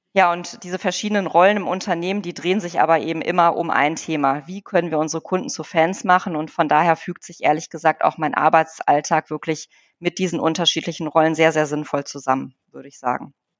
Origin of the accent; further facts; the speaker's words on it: Wuppertal, North Rhine-Westphalia, Germany; moved away as an adult; also born or lived in Poland; now in Bonn, Germany; ich bin ja in Wuppertal geboren äh, und aufgewachsen